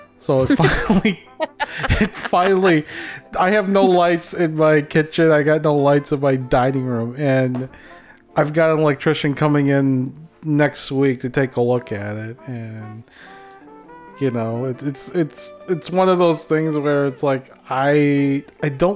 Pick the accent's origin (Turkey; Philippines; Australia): Philippines; accent: Filipino; moved away; my Filipino accent